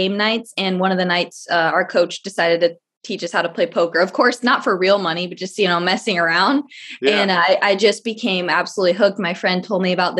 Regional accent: Phoenix, Arizona, United States; I was born and raised here in Phoenix, Arizona

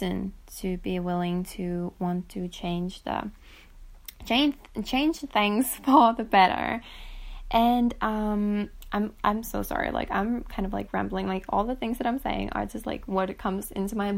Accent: Finland; my home country, for example, in Finland

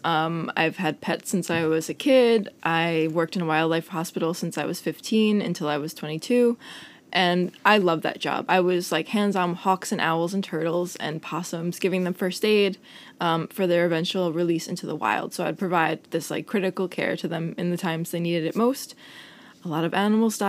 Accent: Long Island, New York, United States; moved away as an adult; now in Copenhagen, Denmark; I went to Stony Brook, and I grew up on Long Island

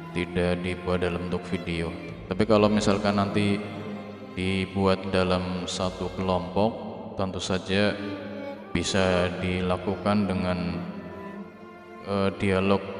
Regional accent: Lampung, Indonesia; accent: Ngapak; saya Wong Tua Ngapak dari Lampung

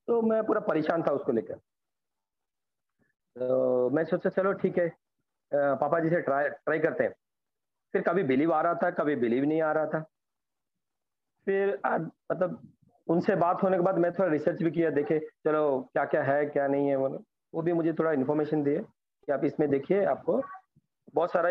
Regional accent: Bhubaneswar, Odisha, India; मैं उड़ीसा भुवनेश्वर से बिलोंग करता हूँ

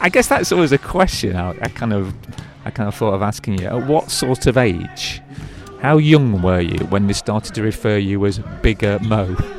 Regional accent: United Kingdom; being a British guy myself

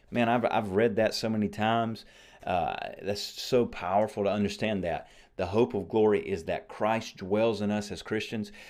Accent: United States; I'm an American

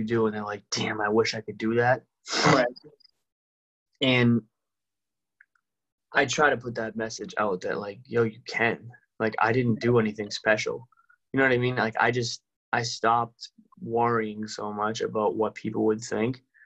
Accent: Somerville, Massachusetts, United States; where I grew up in Somerville

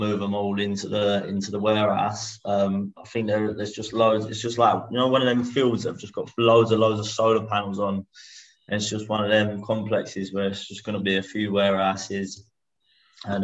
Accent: Hornchurch, London, United Kingdom; I'm from Hornchurch. Near Romford in Essex.

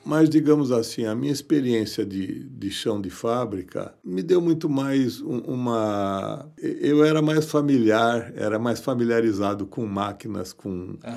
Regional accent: São Paulo, Brazil; Eu nasci em São Paulo.

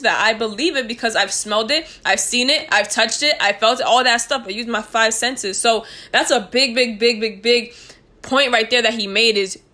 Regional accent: New York, United States; moved away; we're from New York

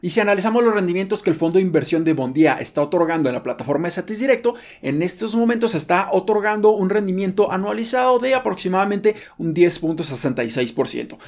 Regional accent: Mexico; nosotros como mexicanos

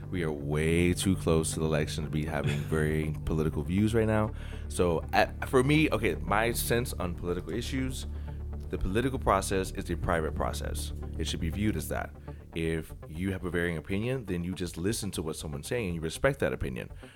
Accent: United States; I love being American

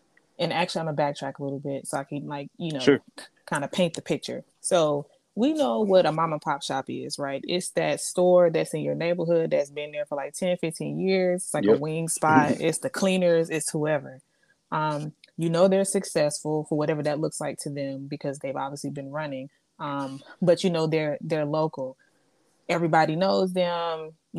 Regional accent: Atlanta, Georgia, United States; also born or lived in Oklahoma / Germany / Louisiana; I was born in Oklahoma. I went and lived in Germany for a few years. I spent like the beginning of my formative years there, 3 years. Then we moved to Louisiana. And the last place that we ended up in was here in Atlanta.

